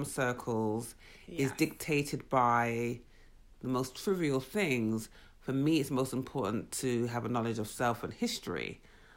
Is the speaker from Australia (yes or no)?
no; England, United Kingdom; moved away; growing up in England